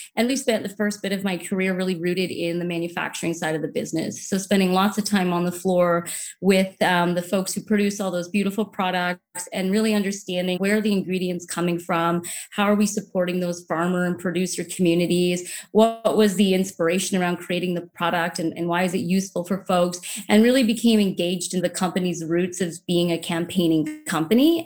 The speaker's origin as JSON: {"language": "English", "town": "Saint John", "region": "New Brunswick", "country": "Canada", "tie": "born or raised there", "moved": "yes", "lives_now": "Vancouver, Canada", "said": "I grew up in New Brunswick along the Atlantic Ocean on a small peninsula just outside of the city of Saint John"}